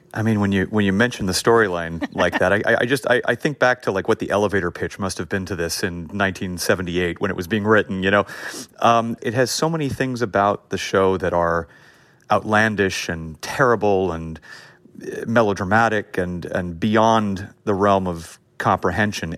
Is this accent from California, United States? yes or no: yes; Los Angeles, California, United States; I grew up in an area of L A called Hancock Park